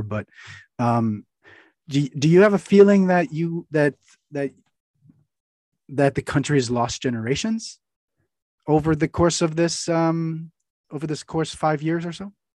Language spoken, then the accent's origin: English; United States; as an American